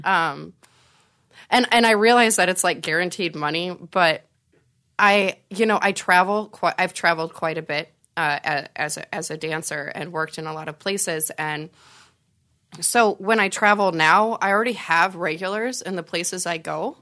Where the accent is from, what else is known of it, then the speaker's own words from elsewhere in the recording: Nebraska, United States; I'm from Nebraska originally